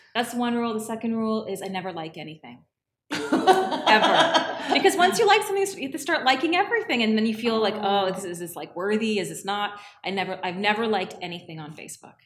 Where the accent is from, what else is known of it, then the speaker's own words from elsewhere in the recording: Toronto, Ontario, Canada; also born or lived in Scarborough / Thornhill; I grew up in Toronto and Ontario